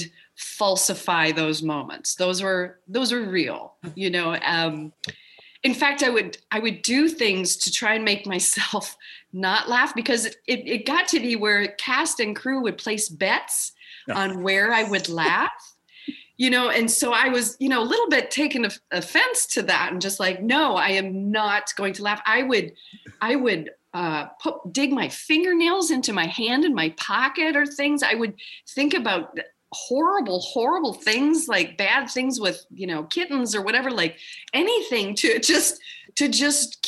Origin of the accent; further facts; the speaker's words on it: Minneapolis, Minnesota, United States; moved away; I'm from Minneapolis